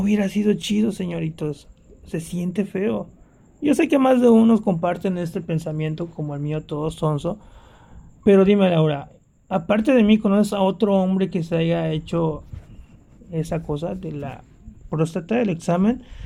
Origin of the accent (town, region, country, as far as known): Poza Rica, Veracruz, Mexico; moved away